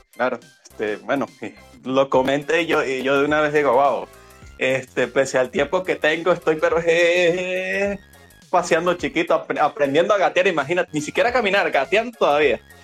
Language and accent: Spanish; Venezuela; al ser yo venezolano